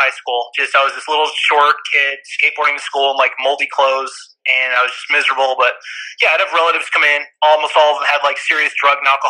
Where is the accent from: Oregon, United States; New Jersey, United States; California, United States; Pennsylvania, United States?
California, United States; Humboldt County; moved away; I grew up in Humboldt County.